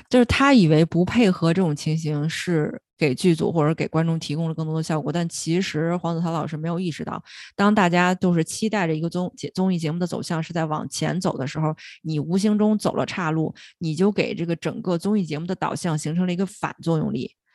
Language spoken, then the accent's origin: Chinese; China; 是我们中国人自己的 I P